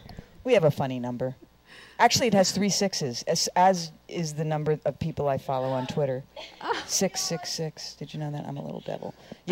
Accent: England, United Kingdom; Being English, I guess

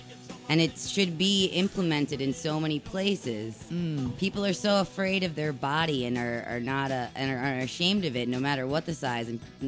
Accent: New York, United States; I'm from New York.

